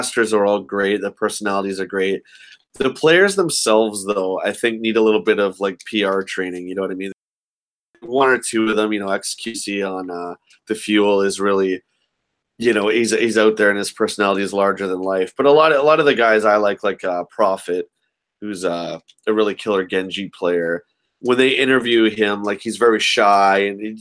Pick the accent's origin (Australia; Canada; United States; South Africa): Canada; I'm from Canada